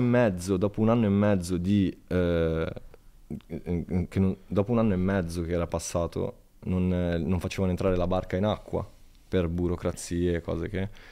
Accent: Italy; fare una cosa importante nel mio paese.

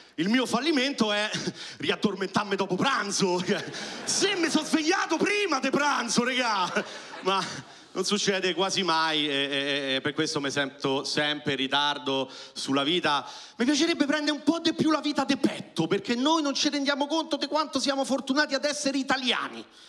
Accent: Rome, Lazio, Italy; io sono nato a Roma

